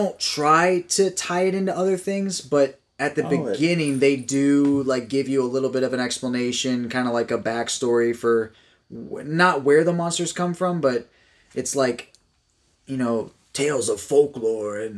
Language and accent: English; Florida, United States; I grew up in Florida